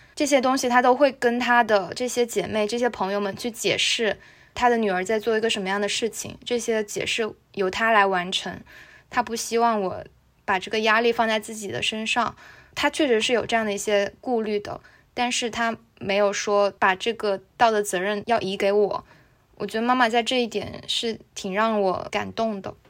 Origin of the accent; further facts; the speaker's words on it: Ningde, Fujian, China; 我所在的这个小城宁德